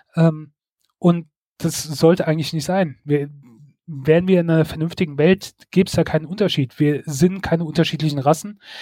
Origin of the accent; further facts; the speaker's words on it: Germany; now in Mainz, Germany; bei uns in Deutschland